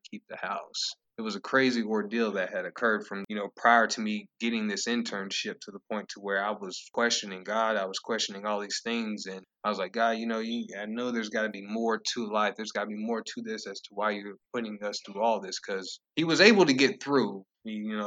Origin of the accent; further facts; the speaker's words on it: Lenoir, North Carolina, United States; growing up in Lenore